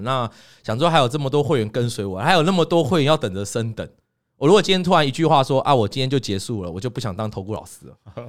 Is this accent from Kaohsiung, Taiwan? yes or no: no; Lukang, Changhua County, Taiwan; moved away as an adult; now in Taipei, Taiwan; 回鹿港、回彰化，对。那是我的家乡。那我爸就住那